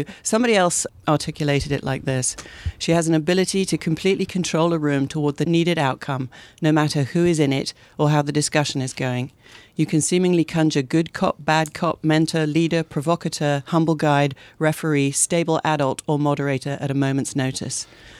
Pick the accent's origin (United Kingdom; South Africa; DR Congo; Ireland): United Kingdom; moved away as an adult; now in Portland, United States; I am a British-American advertising executive. I came to the Pacific Northwest in 1992 on an adventure. At the time, I couldn't put Oregon on a map.